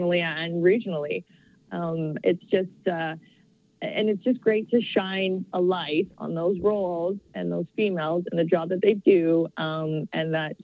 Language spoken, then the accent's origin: English; Calgary, Alberta, Canada; I grew up here. I'm from Calgary.